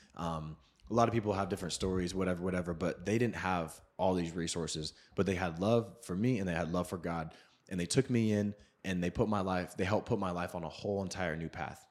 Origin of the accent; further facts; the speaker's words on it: Seattle, Washington, United States; I grew up in Seattle